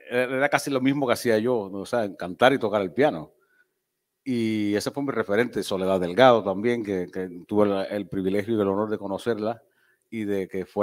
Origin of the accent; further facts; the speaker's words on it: Cuba; also born or lived in Niquero / Cárdenas / Antilla / Santiago de Cuba; yo siempre digo que nací por accidente en Niquero, porque mi papá, como era pastor, lo, cambiaban mucho de, iglesia por toda la isla. Y entonces eh, eh, nací allí, de ahí nos fuimos a Cárdenas, de Cárdenas nos fuimos a Antilla de Antilla Santiago de Cuba